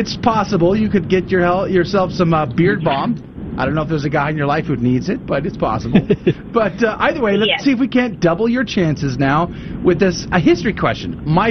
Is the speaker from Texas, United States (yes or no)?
yes; San Antonio, Texas, United States; born or raised there